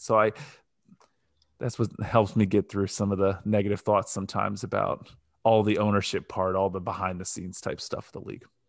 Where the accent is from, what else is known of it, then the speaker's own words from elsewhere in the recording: Northeast Ohio, United States; I grew up in Northeast Ohio. My whole family's from Cleveland